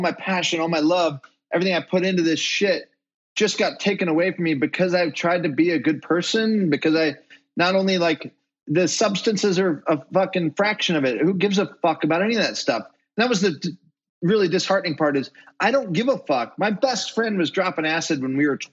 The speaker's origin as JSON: {"language": "English", "region": "Utah", "country": "United States", "said": "I'm from Utah"}